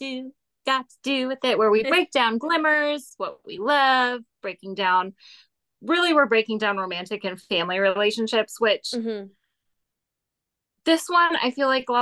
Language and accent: English; Malibu, California, United States; moved away; also born or lived in Kentucky; I grew up driving around Malibu